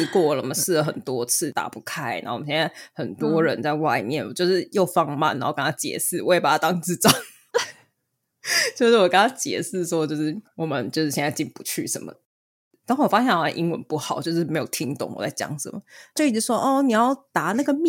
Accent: Taiwan; 还有像我们台湾人

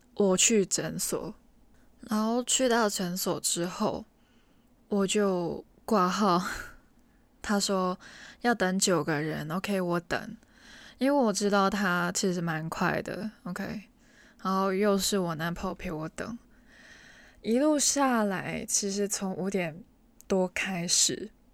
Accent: Hong Kong; 我身为一个香港人，其实，在本地旅游的经验不多

